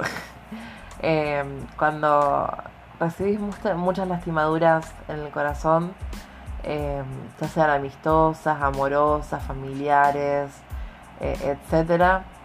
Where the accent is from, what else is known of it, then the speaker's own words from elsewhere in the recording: Argentina; Como buena argentina que soy.